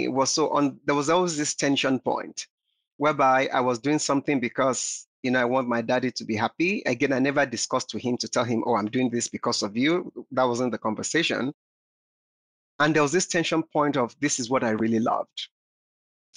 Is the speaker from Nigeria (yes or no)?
yes; Nigeria; I grew up in Nigeria